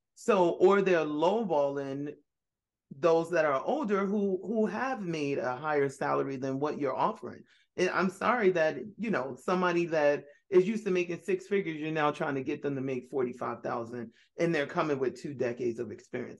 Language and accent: English; New York City, New York, United States; I was born in Brooklyn